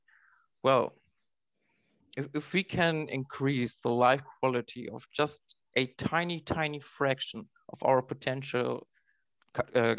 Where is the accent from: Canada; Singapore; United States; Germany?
Germany; Oldenburg, Lower Saxony; moved away as an adult; also born or lived in Halle (Saale); I grew up in Oldenburg, which is a little village near Bremen, northern Germany.